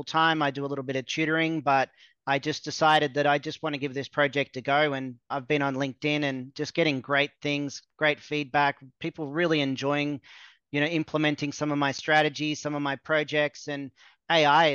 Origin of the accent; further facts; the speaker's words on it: Australia; moved away as an adult; also born or lived in Mexico; I'm from Australia